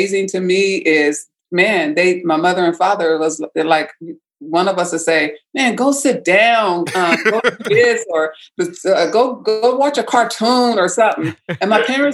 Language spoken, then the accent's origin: English; Vallejo, California, United States; I grew up in Vallejo, California, on 130 Danger